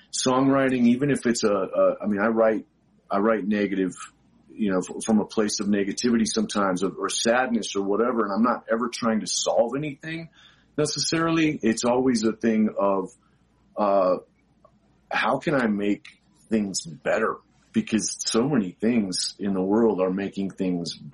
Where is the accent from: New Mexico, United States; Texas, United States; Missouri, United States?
New Mexico, United States; Albuquerque; I grew up in Albuquerque, New Mexico